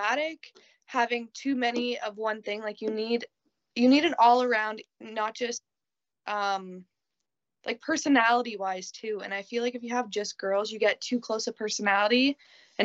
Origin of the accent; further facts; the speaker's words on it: Ontario, Canada; I'm Canadian